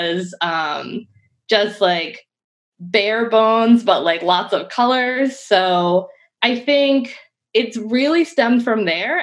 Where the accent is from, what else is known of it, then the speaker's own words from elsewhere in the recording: Harford County, Maryland, United States; moved away as an adult; also born or lived in Baltimore / Syracuse; I am originally from Harford County, but I went to like a K-12 school in Baltimore City